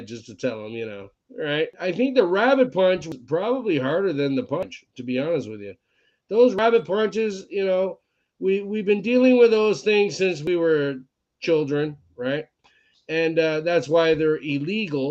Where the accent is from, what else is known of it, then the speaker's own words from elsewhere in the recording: Scotland, United Kingdom; I'm Scottish